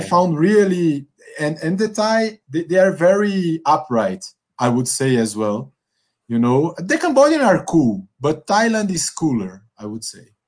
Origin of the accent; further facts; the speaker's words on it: Northeast Region, Brazil; English is a second language; moved away; also born or lived in São Paulo / Angola; that I'm from the Northeast